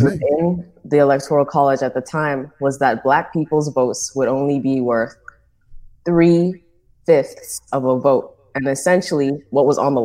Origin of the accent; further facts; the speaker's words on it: Nassau, New Providence, Bahamas; I am Bahamian. I was born and raised in Nassau